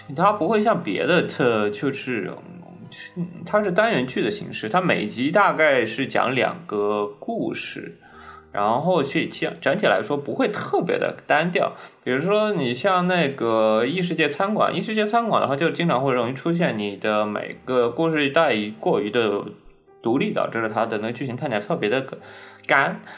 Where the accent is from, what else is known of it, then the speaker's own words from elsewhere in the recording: Zhejiang, China; 我们浙江那边不也经常有吗